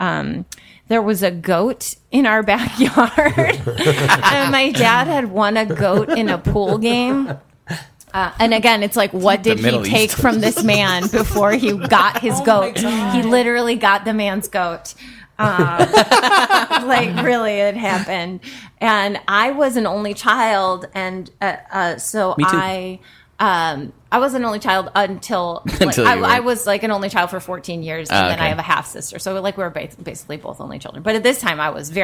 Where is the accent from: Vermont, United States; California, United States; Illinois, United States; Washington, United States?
Illinois, United States; Chicago suburbs; also born or lived in Tennessee; grew up in the Chicago suburbs primarily, and, we moved to Tennessee for 2 years